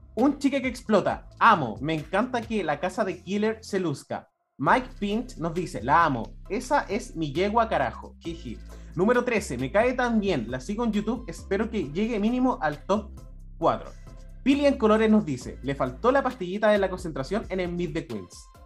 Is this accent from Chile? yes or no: yes; Chile; nosotros como chilenos